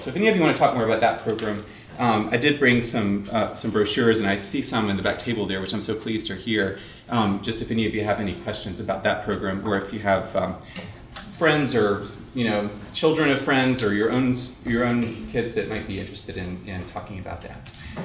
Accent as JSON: {"language": "English", "region": "South Carolina", "country": "United States", "tie": "born or raised there", "said": "I grew up in South Carolina"}